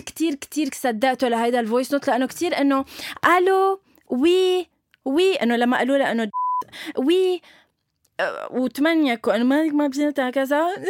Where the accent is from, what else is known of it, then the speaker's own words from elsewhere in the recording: Lebanon; علم بلدي